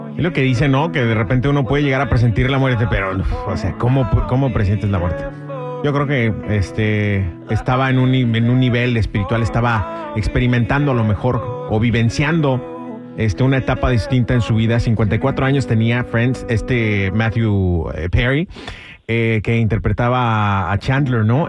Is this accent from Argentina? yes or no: no; Guadalajara, Jalisco, Mexico; en mi tierra, Guadalajara, Guadalajara